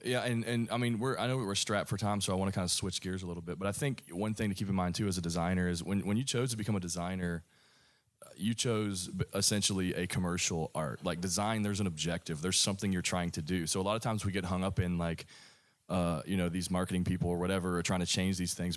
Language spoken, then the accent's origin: English; Kentucky, United States; I grew up in Kentucky